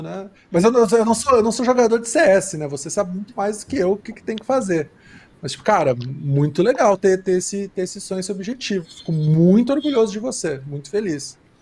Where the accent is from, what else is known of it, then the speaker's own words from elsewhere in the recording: Rio Grande do Sul, Brazil; eu sou gaúcho